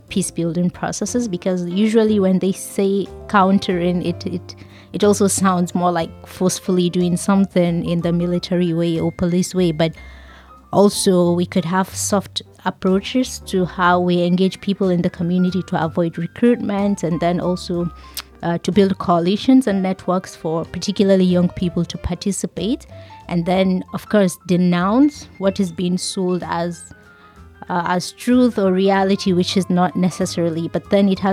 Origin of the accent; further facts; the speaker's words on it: Nigeria; I am from Nigeria